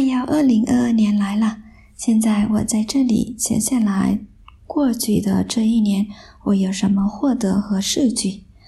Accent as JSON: {"language": "Chinese", "country": "Vietnam", "second_language": "Chinese", "said": "我来自越南，很高兴拥越南语"}